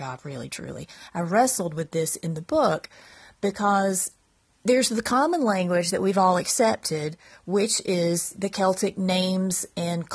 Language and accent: English; Eastern North Carolina, United States; I live in Central North Carolina. I grew up in Eastern North Carolina. I've lived here all of my life.